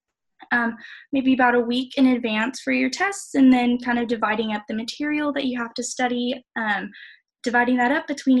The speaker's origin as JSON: {"language": "English", "town": "Katy", "region": "Texas", "country": "United States", "said": "I am from Katy, Texas"}